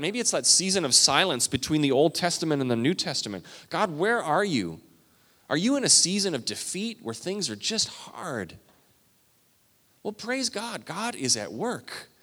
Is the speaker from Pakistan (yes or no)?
no; Canada; I'm Canadian